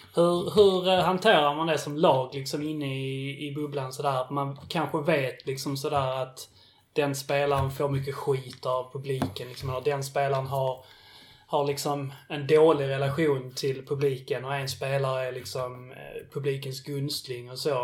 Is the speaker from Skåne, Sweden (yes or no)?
yes; Billeberga, Skåne, Sweden; jag är uppväxt i, i Billeberg